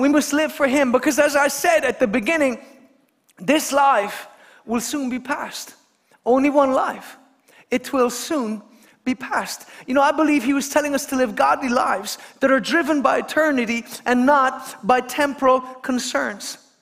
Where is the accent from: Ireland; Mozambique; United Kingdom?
Ireland; Kerry, Munster; I come from Kerry